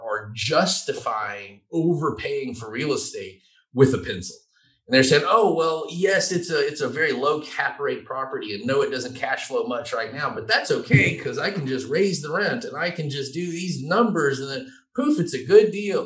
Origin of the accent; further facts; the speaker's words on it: Georgia, United States; also born or lived in Savannah, Georgia; I'm from Georgia and I'm kind of redneck